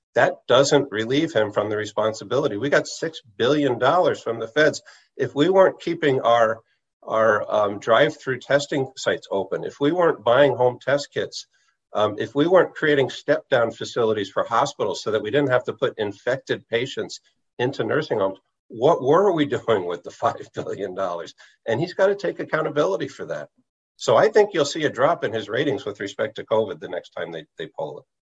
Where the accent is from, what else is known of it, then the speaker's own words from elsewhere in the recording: New Haven, Connecticut, United States; I grew up in New Haven.